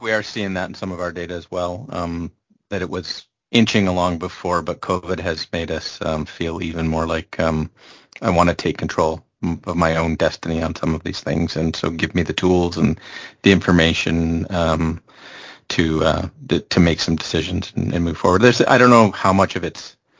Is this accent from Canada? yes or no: yes; Canada; from a Canadian perspective